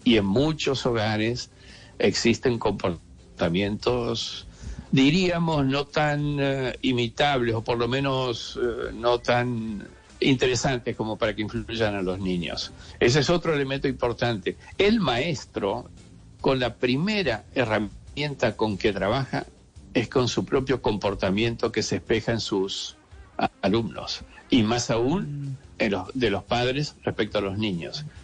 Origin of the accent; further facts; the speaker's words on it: Argentina; also born or lived in Spain / Salamanca / Madrid; Yo nací en Argentina y hoy día vivo parte del año en Argentina y parte del año en España